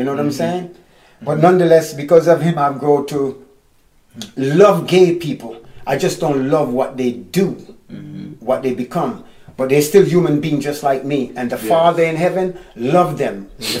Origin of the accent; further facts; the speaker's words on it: Florida, United States; I grew up here in America before I moved. Yeah, and this was in Florida.